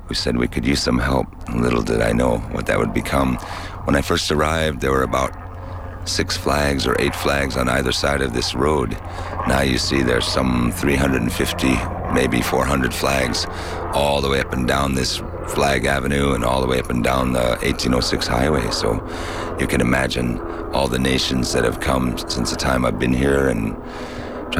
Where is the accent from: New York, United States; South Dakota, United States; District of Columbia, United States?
South Dakota, United States; Hermosa; I come from Hermosa, South Dakota